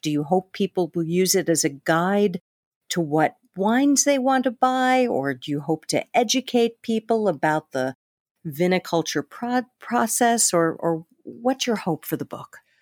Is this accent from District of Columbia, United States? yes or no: no; New York, United States; I was from New York